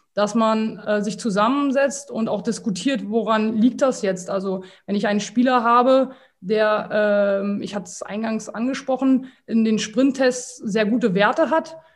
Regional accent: Berlin, Germany; also born or lived in Slovakia; 36 Jahre alt, aus Berlin

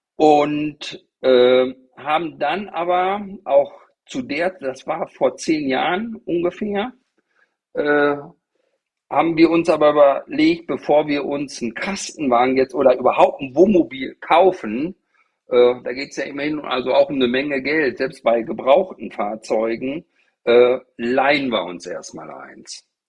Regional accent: Bad Driburg, North Rhine-Westphalia, Germany; moved away as an adult; also born or lived in Paderborn; now in Varel, Germany; ich komme aus einem kleinen gallischen Dorf, aus dem Teutoburger Wald. Äh, das war eine 700-Seelen-Gemeinde, Bad Driburg-Herste.

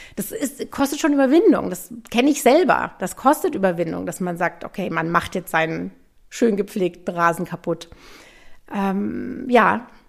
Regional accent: Munich, Bavaria, Germany; moved away as an adult; also born or lived in New England, United States / France; Also ich bin tatsächlich direkt neben dem Hofbrauhaus in München aufgewachsen, ohne Garten, ohne Balkon

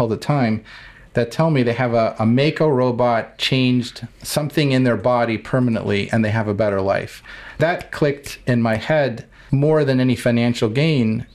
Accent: Cleveland, Ohio, United States; I grew up in Cleveland, Ohio

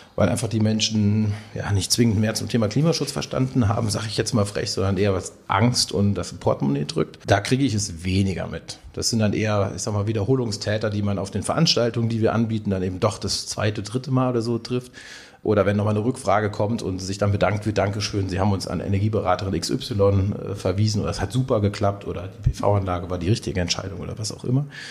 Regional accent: Lüneburg Heath, Lower Saxony, Germany; also born or lived in Ruhr area / Siegerland / Marburg; now in Siegen, Germany; gebürtig komme ich aus Norddeutschland, aus der Lüneburger Heide

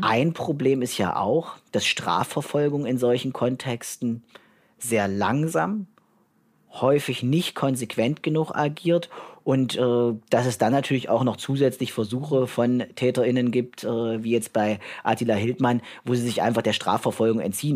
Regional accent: Merseburg, Saxony-Anhalt, Germany; also born or lived in Halle / Jena / Berlin / Northern Ireland; ich komme äh, ursprünglich aus Merseburg, bin in Halle geboren, habe in Merseburg mein Abitur gemacht im Jahr 2000 am Domgymnasium

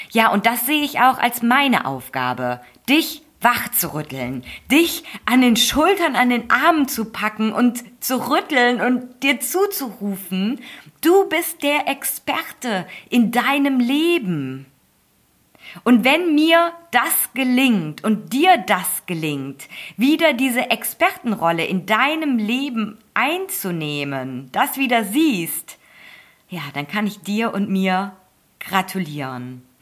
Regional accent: Germany; Und klar, für mich als Deutsche zuerst mal gut zu verstehen mit dem gesunden Menschenverstand.

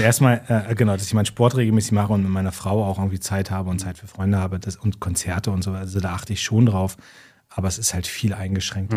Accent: Munster, Lower Saxony, Germany; ich war jetzt in meiner Heimatstadt Munster

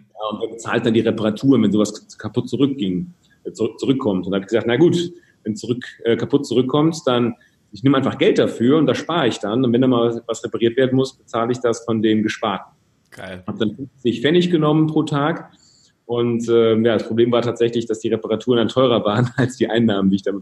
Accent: Rhede, North Rhine-Westphalia, Germany; Ich komme aus dem schönen Münsterland, ganz behütet aufgewachsen in einem 20.000 Einwohner, ja, Dorf ist

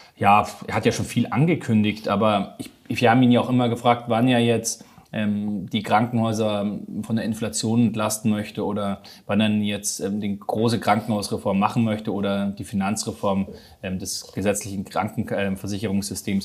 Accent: Munich, Bavaria, Germany; Ich komme aus München

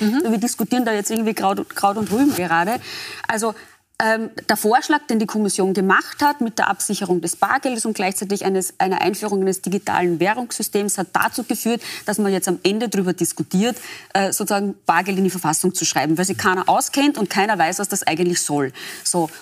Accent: Austria; bei uns in Österreich

